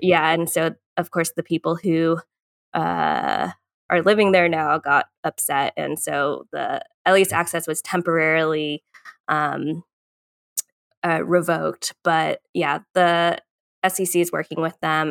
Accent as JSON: {"language": "English", "region": "Northern Virginia", "country": "United States", "tie": "born or raised there", "also_born_or_lived": "Colorado", "moved": "as an adult", "lives_now": "Chattanooga, United States", "said": "I grew up in Northern Virginia"}